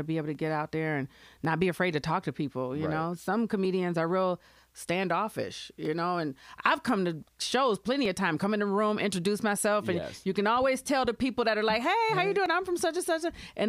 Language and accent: English; Grand Rapids, Michigan, United States; born or raised there